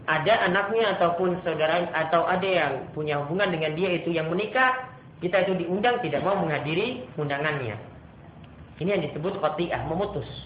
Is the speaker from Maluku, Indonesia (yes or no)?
yes; Ambon, Maluku, Indonesia; Namun kalau di beberapa tempat seperti dari saya Ambon, ya, itu ada tuasikan di belakangnya